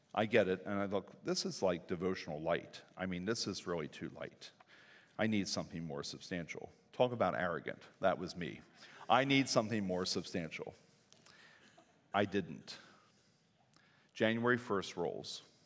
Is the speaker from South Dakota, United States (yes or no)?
no; New Danville, Pennsylvania, United States; also born or lived in Reading, Pennsylvania; I grew up in New Danville and grew up in a very loving home